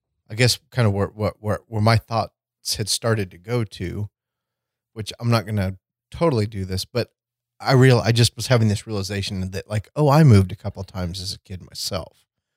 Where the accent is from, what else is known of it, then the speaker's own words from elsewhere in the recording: Edina, Minnesota, United States; And it's like, oh, we're from Edina.